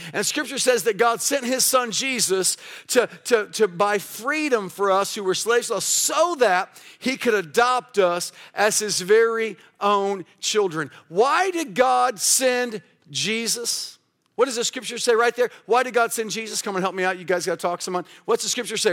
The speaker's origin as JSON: {"language": "English", "town": "Kansas City", "country": "United States", "tie": "born or raised there", "also_born_or_lived": "Kalamazoo", "said": "We changed it to Life Mission Church, uh, in my hometown"}